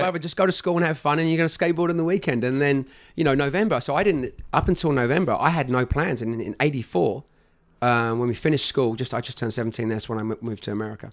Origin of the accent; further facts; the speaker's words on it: London, United Kingdom; moved away as an adult; also born or lived in United States; I was from Northwest London